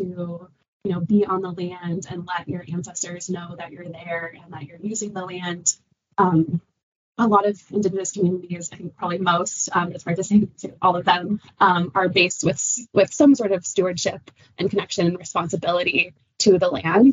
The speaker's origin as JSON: {"language": "English", "area": "Pueblos of Taos and Laguna", "region": "New Mexico", "country": "United States", "also_born_or_lived": "Syracuse, New York", "moved": "as an adult", "said": "I've definitely always grown up around running. I'm from the Pueblos of Taos and Laguna. So the Pueblo of Taos is northern New Mexico, and the Pueblo of Laguna is just outside of Albuquerque"}